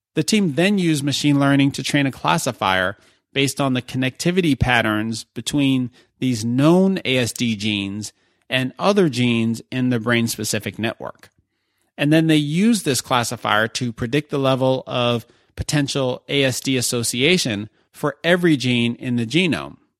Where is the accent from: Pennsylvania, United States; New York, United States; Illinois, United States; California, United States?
New York, United States; New York City; New York City, my hometown.